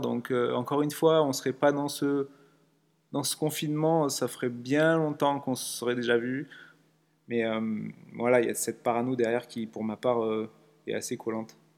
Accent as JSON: {"language": "French", "town": "Nice", "region": "Provence-Alpes-Côte d'Azur", "country": "France", "said": "je suis de Nice, j'ai 36 ans"}